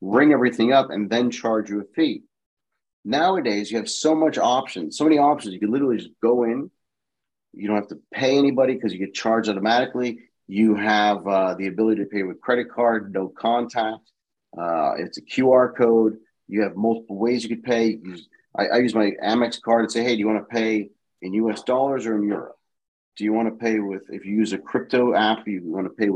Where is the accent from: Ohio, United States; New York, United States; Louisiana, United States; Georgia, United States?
New York, United States; New York City; I went to Fleming, which was it was on Fifth Avenue between 62nd.